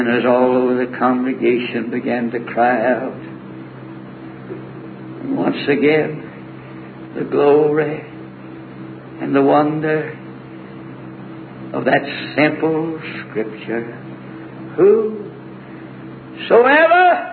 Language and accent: English; the South, United States; I'm from the South, and I'm preaching here